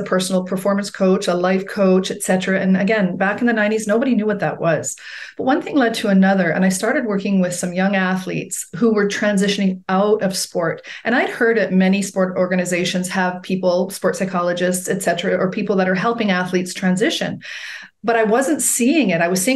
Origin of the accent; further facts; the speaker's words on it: Edmonton, Alberta, Canada; my hometown of Edmonton, Alberta, Canada